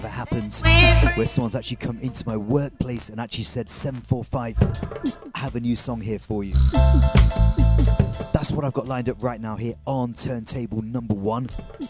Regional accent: Leicester, East Midlands, United Kingdom; We're going to take you right back into my hometown, Leicester.

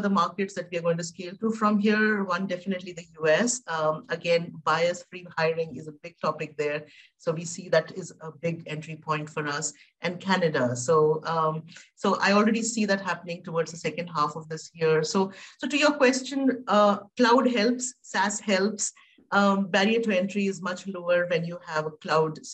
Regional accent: India; I come from India

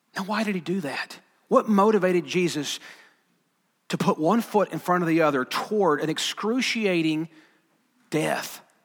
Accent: Alabama, United States; I'm from Alabama.

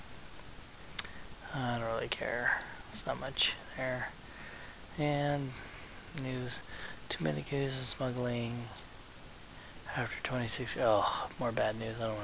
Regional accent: San Diego, California, United States; I am from San Diego

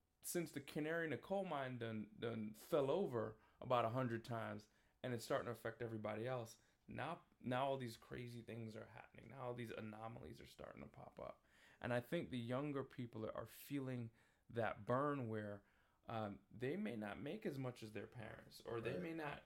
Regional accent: New York City, New York, United States; moved away as an adult; also born or lived in Washington, D.C.; now in Waterbury, United States; I grew up in Queens, New York, went to school in Manhattan

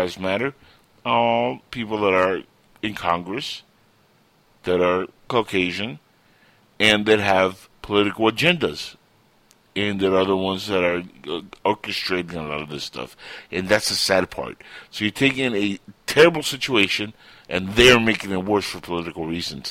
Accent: Cuba; moved away; I come from Cuba

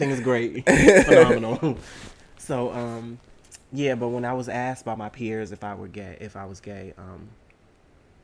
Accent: Boston, Massachusetts, United States; moved away; I am originally from Boston, Massachusetts. Mm-hmm. And while growing up in Massachusetts for the beginning portion of my life

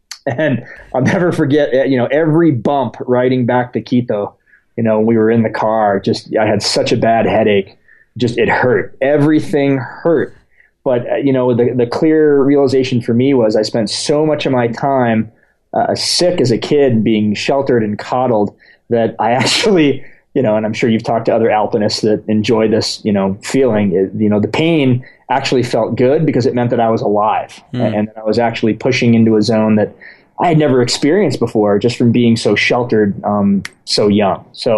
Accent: United States; born there; No, I was born in the States, okay. But my father's from Ecuador. Mm-hmm. So I spent a large portion of my childhood going back and forth.

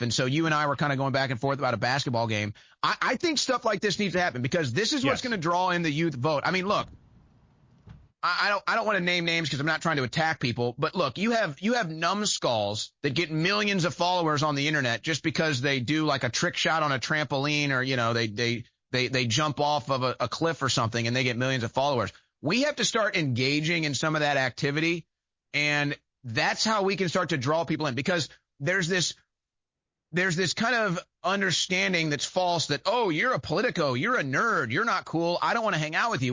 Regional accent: St. Louis, Missouri, United States; moved away; It was my hometown where I lived at the time

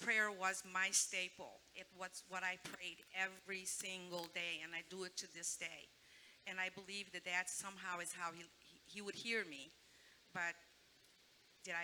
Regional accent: Chicago, Illinois, United States; also born or lived in Brazil; growing up in Chicago, that's where I grew up

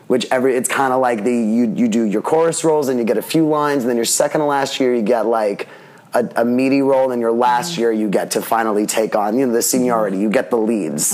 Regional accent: New York City, New York, United States; I grew up in Staten Island

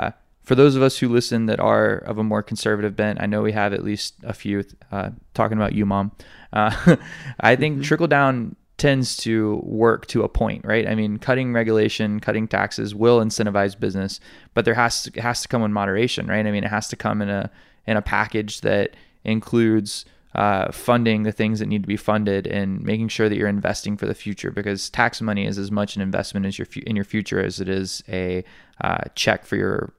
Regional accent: Alabama, United States; I'm from Alabama.

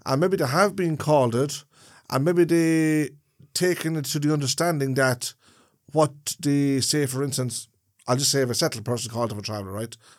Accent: Ireland; as an Irishman

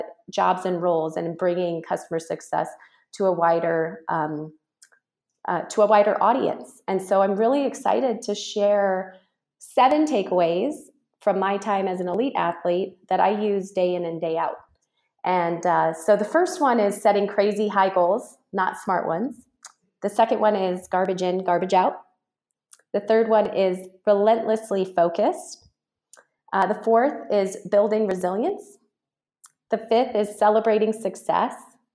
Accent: Reno, Nevada, United States; Reno, Nevada. Yeah.

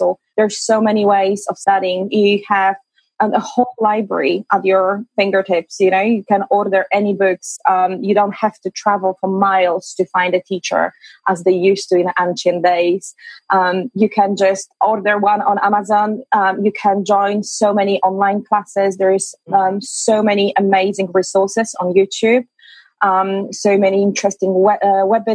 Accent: Poland; moved away as an adult; now in London, United Kingdom; I am originally from Poland, but I moved to UK, to London, UK, after my university, after I graduated, and I've been living there for the past 13 years

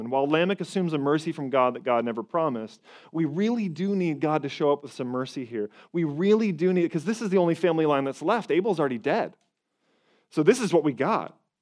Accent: Toronto, Ontario, Canada; I'm from Canada, up in Toronto

